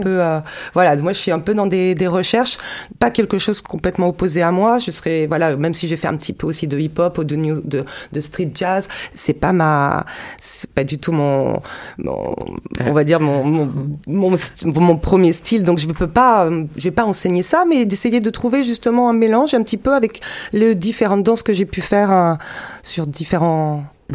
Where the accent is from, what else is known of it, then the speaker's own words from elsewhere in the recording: France; also born or lived in Zurich; chez nous, en France